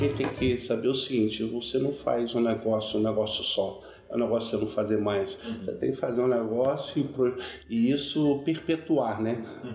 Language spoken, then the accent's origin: Portuguese; Brasília, Federal District, Brazil; also born or lived in Duque de Caxias, Rio de Janeiro; E meu pai, quando eu tinha seis anos de idade, papai foi transferido para Brasília